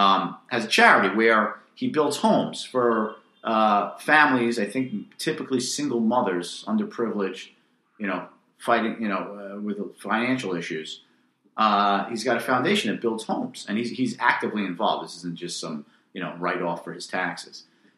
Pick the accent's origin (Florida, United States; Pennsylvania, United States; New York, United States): New York, United States; New York City; also born or lived in Manhattan; I'm a Brooklyn guy. I grew up in Brooklyn. I live in Brooklyn. I live in Manhattan, whatever.